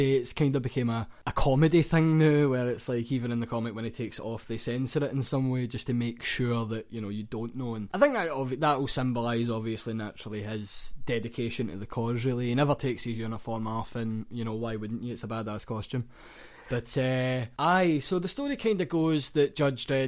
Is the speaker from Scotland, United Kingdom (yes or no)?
yes; Glasgow, Scotland, United Kingdom; We're from Glasgow.